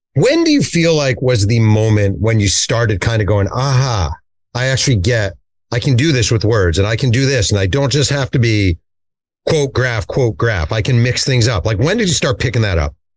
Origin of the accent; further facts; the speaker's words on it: New York, United States; I am from New York